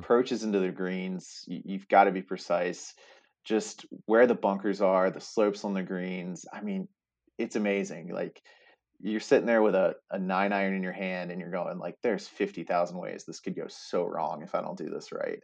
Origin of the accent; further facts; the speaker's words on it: Staunton, Virginia, United States; also born or lived in Blacksburg, Virginia; now in Richmond, United States; was born and raised in Stanton, Virginia